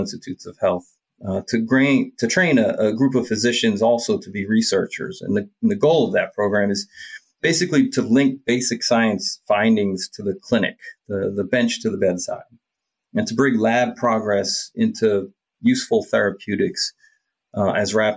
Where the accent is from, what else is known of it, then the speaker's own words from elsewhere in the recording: just outside of Philadelphia, New Jersey, United States; I grew up in New Jersey, just outside of Philadelphia.